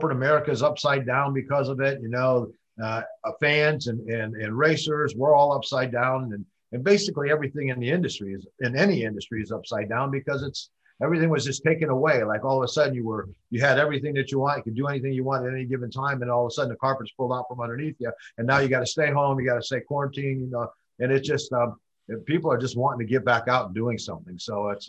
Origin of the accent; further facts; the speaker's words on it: Chicago, Illinois, United States; I grew up in Chicago, Illinois